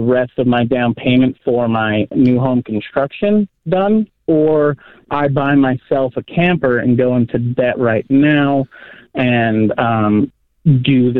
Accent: Roosevelt, Utah, United States; So, I moved back to my hometown in Roosevelt, which is just a couple hours outside

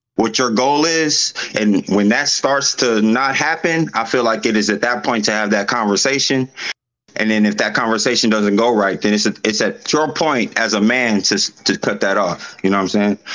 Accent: Los Angeles, California, United States; now in Washington, United States; I'm from L

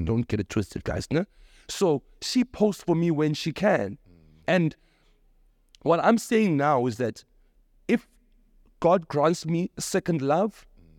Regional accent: Logan Jerez, South Africa; And for me as umchita, growing up in Logan Jerez, it's hard to be supported by a woman.

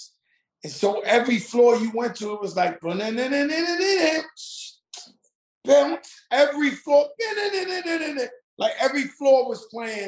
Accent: New York City, New York, United States; I'm from the Bronx where hip hop was born

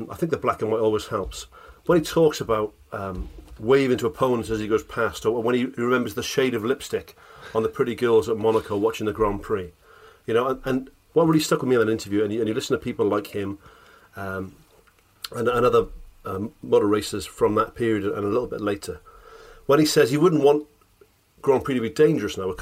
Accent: Wales, United Kingdom; there's a few times when I feel British more than Welsh

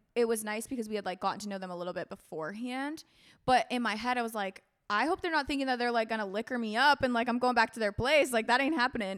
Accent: Florida, United States; moved away; also born or lived in Minnesota; I was raised in Florida with my mom

